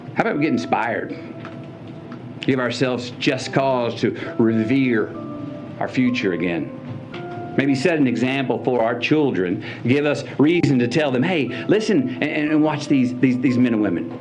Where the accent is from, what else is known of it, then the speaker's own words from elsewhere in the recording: Uvalde, Texas, United States; my hometown of Uvalde.